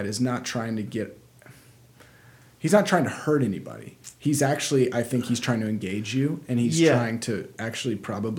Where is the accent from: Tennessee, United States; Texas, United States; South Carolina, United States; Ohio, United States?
South Carolina, United States; I'm from South Carolina, and so when I go back around those people, I had folks in Alabama, my accent will start to come out